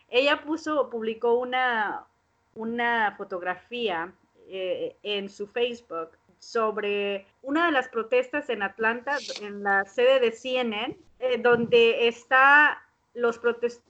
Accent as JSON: {"language": "Spanish", "country": "Mexico", "said": "Entonces, eh, yo como mexicana les dije, yo apoyo esa causa."}